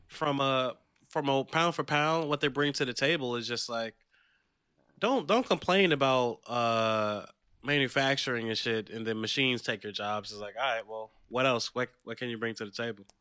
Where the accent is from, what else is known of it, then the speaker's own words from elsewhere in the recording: the South, United States; growing up in the South